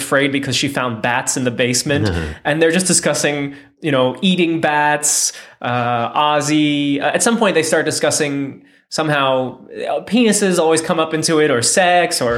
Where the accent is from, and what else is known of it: United States; born or raised there